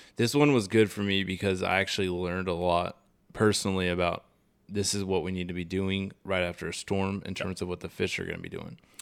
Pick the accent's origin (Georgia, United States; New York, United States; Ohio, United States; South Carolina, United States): South Carolina, United States; Charleston; I grew up redfishing in South Carolina around Charleston